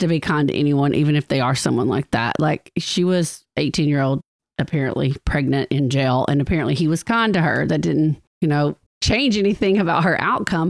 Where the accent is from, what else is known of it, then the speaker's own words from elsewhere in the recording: DeKalb County, Alabama, United States; I'm from DeKalb County